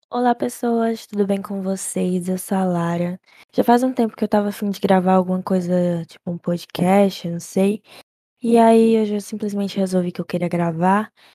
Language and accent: Portuguese; Fortaleza, Ceará, Brazil; somos de Fortaleza